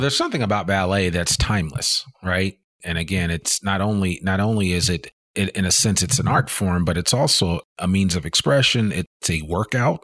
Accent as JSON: {"language": "English", "region": "New Jersey", "country": "United States", "tie": "born or raised there", "also_born_or_lived": "Richmond, Virginia / San Francisco", "moved": "yes", "said": "I was originally born in Richmond, Virginia, but I grew up in New Jersey"}